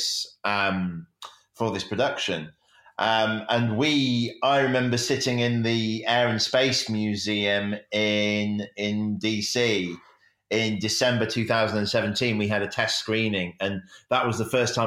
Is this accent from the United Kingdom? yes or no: yes; Sheffield, Yorkshire and the Humber, United Kingdom; also born or lived in south of London; I was actually born just south of London, but I've lived here pretty much my whole life, and grew up in the Peak District